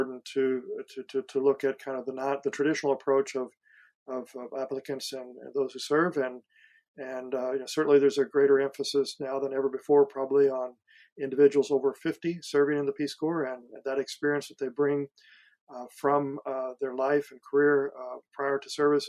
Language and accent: English; Missouri, United States; moved away; I've gone back to my high school in a small town of Missouri